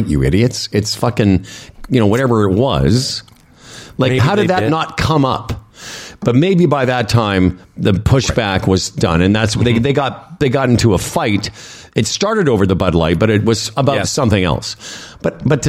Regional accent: Moose Jaw, Saskatchewan, Canada; now in Toronto, Canada; I'm from Moose Jaw

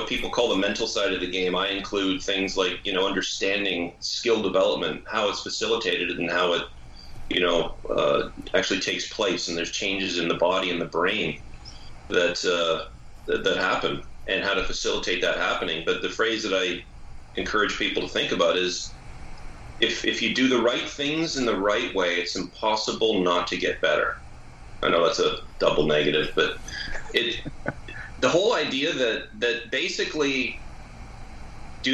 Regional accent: Canada; as a Canadian

